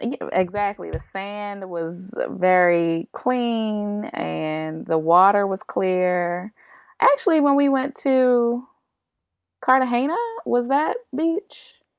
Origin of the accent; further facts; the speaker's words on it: Baltimore, Maryland, United States; I am from Baltimore